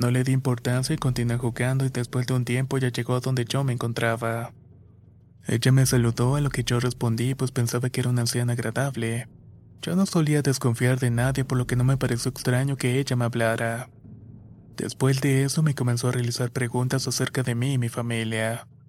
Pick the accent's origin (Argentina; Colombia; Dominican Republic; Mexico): Mexico; Tamaulipas; soy del estado de Tamaulipas, México.